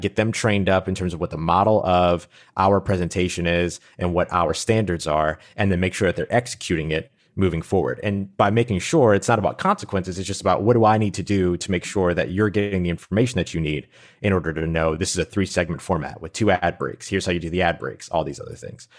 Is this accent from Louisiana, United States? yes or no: yes; New Orleans, Louisiana, United States; I grew up in New Orleans, Louisiana